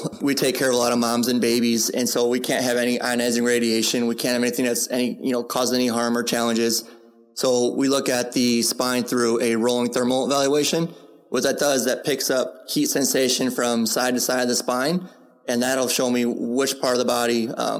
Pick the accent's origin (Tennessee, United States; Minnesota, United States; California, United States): California, United States; San Diego; Nobody knew who I was in general because I was just from San Diego.